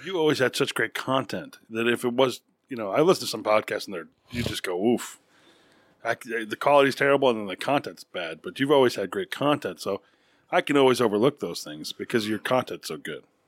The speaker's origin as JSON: {"language": "English", "region": "New York", "country": "United States", "tie": "born or raised there", "moved": "yes", "lives_now": "Texas, United States", "said": "I grew up partially in New York. But we came down here"}